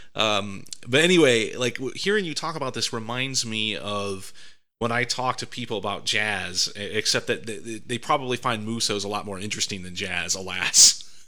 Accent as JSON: {"language": "English", "region": "Northwest Ohio", "country": "United States", "tie": "born or raised there", "said": "my hometown in Northwest Ohio"}